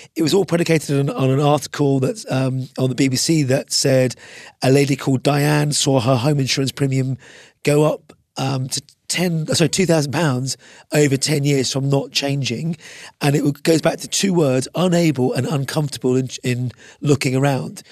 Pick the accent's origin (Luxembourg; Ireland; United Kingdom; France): Ireland; I'm an Irishman